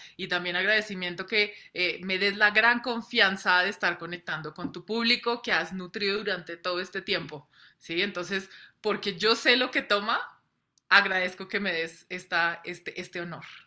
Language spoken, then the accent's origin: Spanish; Colombia; yo soy nacida, criada en Colombia